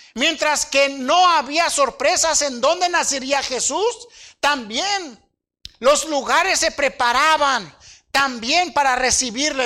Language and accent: Spanish; Aguililla, Michoacán, Mexico; yo nací allá en Dos Aguas, municipio de Aguililla, en un aserradero